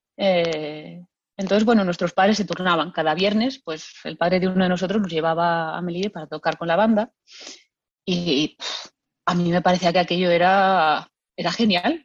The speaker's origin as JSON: {"language": "Spanish", "town": "Lugo", "region": "Galicia", "country": "Spain", "said": "yo soy de Lugo y, bueno, desde chiquitita en mi casa pues ha habido mucha música"}